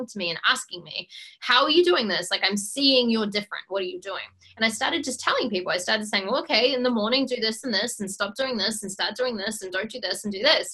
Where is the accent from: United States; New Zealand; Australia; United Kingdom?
New Zealand; Auckland; So I grew up in Auckland, New Zealand